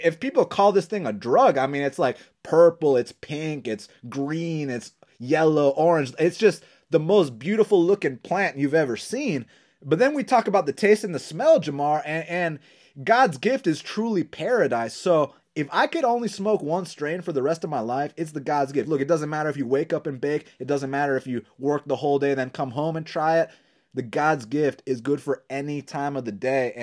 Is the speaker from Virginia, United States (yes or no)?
no; Atlanta, Georgia, United States; growing up in Atlanta, Georgia